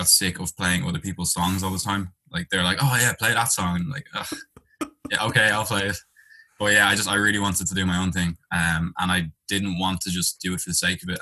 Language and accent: English; Dublin, Leinster, Ireland; accent: Irish; also born or lived in London; I'm from Dublin, Ireland.